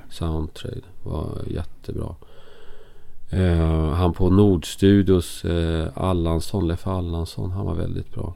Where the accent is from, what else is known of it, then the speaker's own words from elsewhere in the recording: Enköping, Uppsala County, Sweden; moved away as an adult; also born or lived in Stockholm; Jag är från Stockholm från början. Mm. Men jag mm. bodde i Enköping när jag gick i skolan från ettan till jag gick ut gymnasiet.